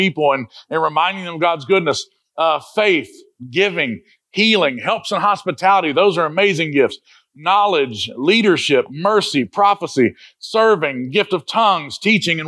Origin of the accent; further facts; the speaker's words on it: Jamaica; We're Jamaican